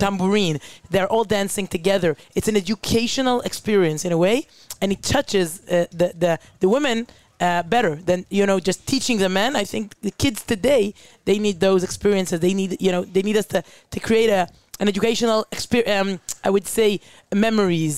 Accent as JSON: {"language": "English", "country": "Israel", "said": "I'm a journalist from Israel"}